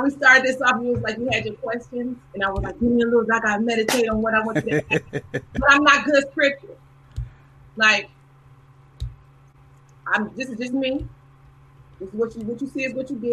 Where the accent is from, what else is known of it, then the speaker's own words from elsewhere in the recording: Nebraska, United States; I'm from Nebraska